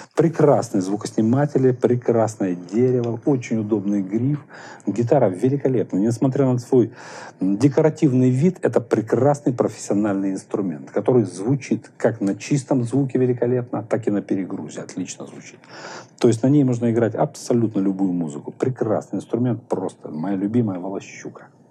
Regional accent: Moscow, Russia; Мы, москвичи

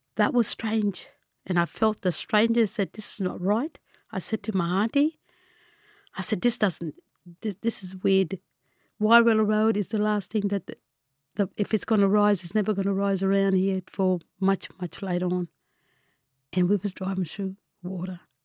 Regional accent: Tabulam, New South Wales, Australia; also born or lived in Lismore, New South Wales / Gundurimba, New South Wales; I'm originally from Tabulum. where I grown up as a small child, but moved to Lismore at the age of ten with my grandmother. And Lismore's been my home.

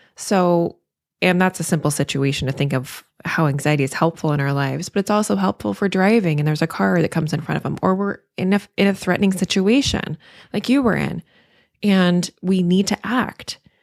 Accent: the South, United States; I'm from the South

